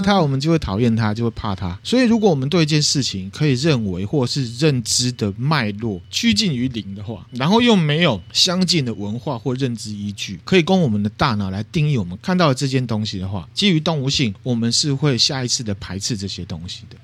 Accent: Taiwan; 我们台湾人

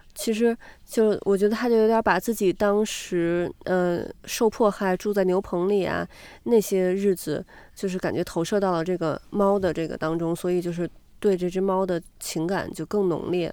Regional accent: China; moved away; 但是在国外，那我们都是中国人，嗯、甚至说可能我们都是亚洲人。

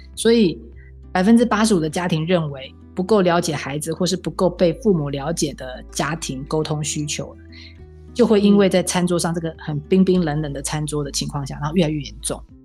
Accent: Taiwan; 我们台湾人吃饭一定要筷子嘛

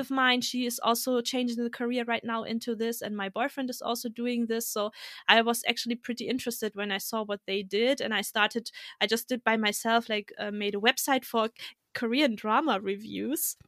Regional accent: Germany; also born or lived in Kazakhstan; I was born in Kazakhstan and, uh, but I came to Germany when I was two years old

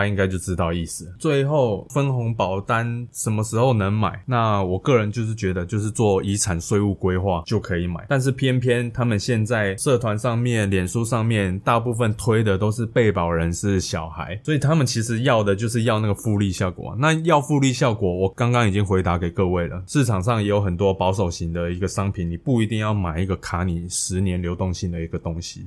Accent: Hualien, Hualien County, Taiwan; 因为我老家是在花莲

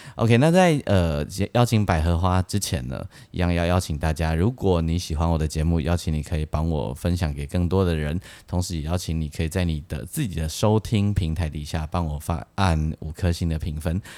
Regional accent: Taiwan; 我们是台湾来的

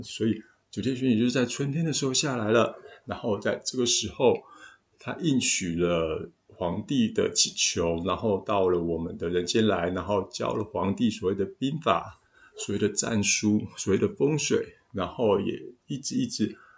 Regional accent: Taiwan; 东方人，也就是我们台湾人

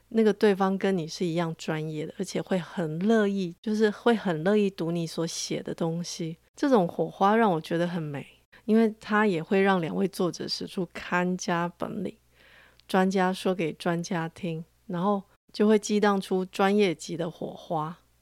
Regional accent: Taiwan; 我的家乡味道还有，还多了一个烟叶

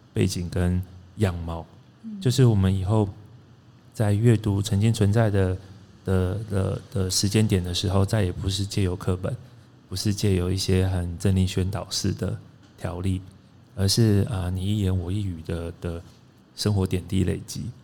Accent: Pingtung County, Taiwan; now in Taipei, Taiwan; 我是屏东出生，嗯。然后就搬上了台北

